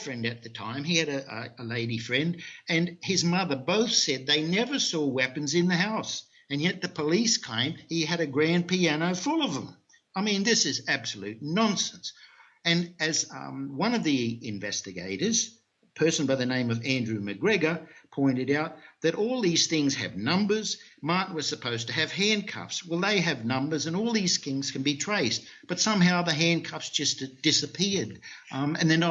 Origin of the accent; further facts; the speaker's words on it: Australia; moved away; also born or lived in North America / Europe; I'm originally from Australia